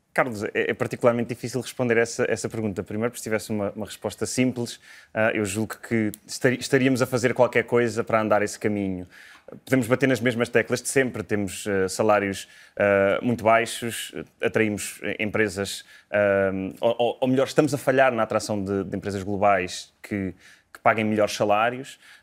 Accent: Portugal; moved away as an adult; now in London, United Kingdom; Eu já saí de Portugal em 2017

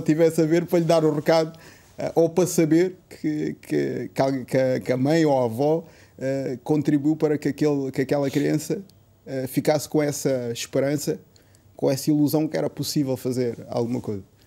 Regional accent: Portugal; eu já nasci cá em Portugal

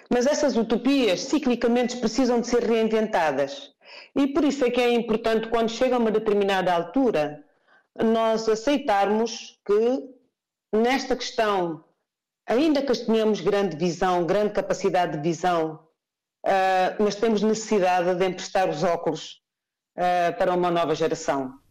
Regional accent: Guinea-Bissau; Não sou guineense apenas porque nasci na Guiné-Bissau. Eu sou guineense porque escolhi a Guiné-Bissau como a minha primeira opção.

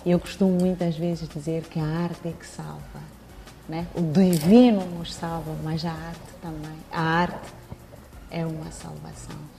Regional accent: Mozambique; no bairro onde eu cresci, onde eu nasci

